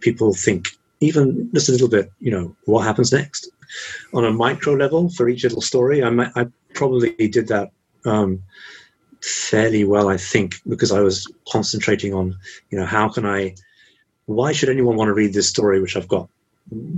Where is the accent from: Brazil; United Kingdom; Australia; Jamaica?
United Kingdom; England; moved away as an adult; also born or lived in Japan; I'm English from England